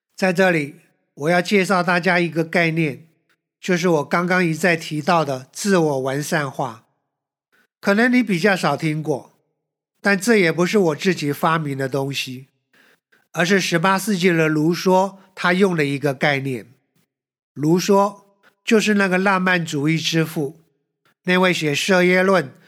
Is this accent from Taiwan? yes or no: yes; Taiwan; 我们台湾人